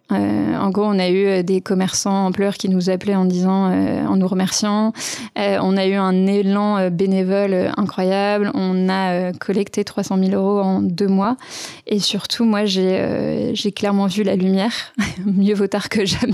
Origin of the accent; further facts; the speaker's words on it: Sevelinges, Auvergne-Rhône-Alpes, France; je viens d'un petit village qui s'appelle Sevelinge, qui est pas très loin de Roanne, qui est lui-même pas très loin de Lyon